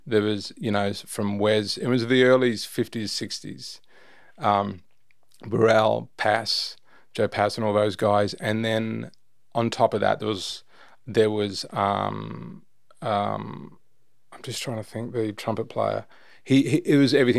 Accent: Darling Downs, Queensland, Australia; moved away as an adult; also born or lived in Brisbane, Australia / Toowoomba, Australia / Gold Coast, Australia; now in Sydney, Australia; Moved into the country, grew up in the country, Darling Downs, went to school in Toowoomba

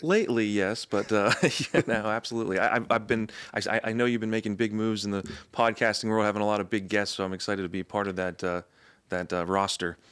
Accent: Anne Arundel County, outside of Annapolis, Maryland, United States; now in Baltimore, United States; I'm from, uh, Anne Arundel County, uh, outside of Annapolis

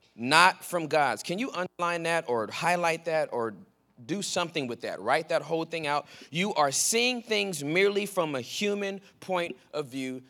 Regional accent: Southern California, United States; moved away as an adult; also born or lived in Texas; I was born and raised in Southern California

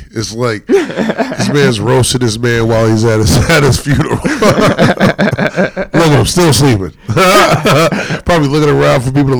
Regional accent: North Carolina, United States; growing up in North Carolina, like, you know, my parents are from Brooklyn.

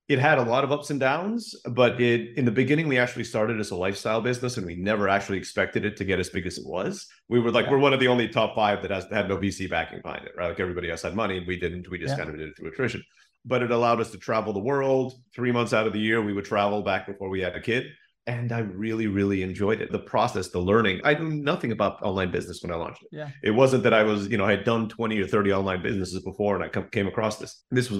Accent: Turkey; also born or lived in Philippines; When I grew up in Turkey. My mom's from the Philippines. I was born there. I moved to Turkey when I was very young

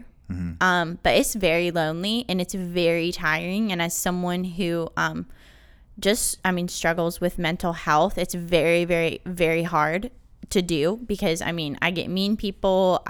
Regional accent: North Carolina, United States; I'm from North Carolina, and kind of just was like, I don't know, I want to do something different.

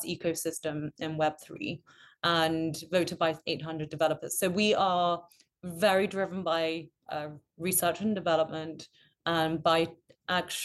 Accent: Mongolia; moved away; also born or lived in United Kingdom; I'm British, originally from Mongolia

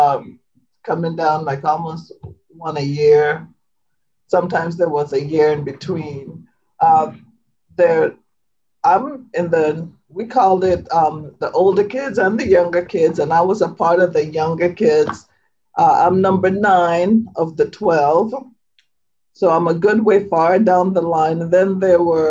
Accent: St. Thomas, U.S. Virgin Islands; moved away; I was born, raised on the island of St. Thomas

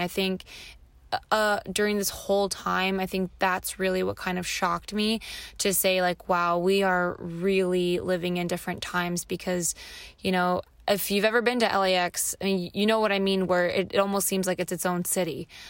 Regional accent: Los Angeles, California, United States; I was born and raised in Los Angeles

